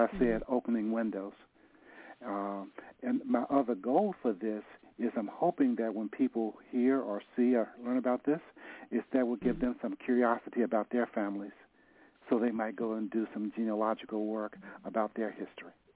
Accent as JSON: {"language": "English", "town": "Nashville", "region": "Tennessee", "country": "United States", "moved": "yes", "lives_now": "San Francisco, United States", "said": "I'm from Nashville. I moved to San"}